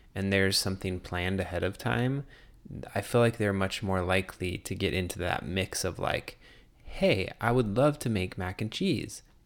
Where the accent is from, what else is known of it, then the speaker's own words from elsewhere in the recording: Arizona, United States; moved away; growing up in Arizona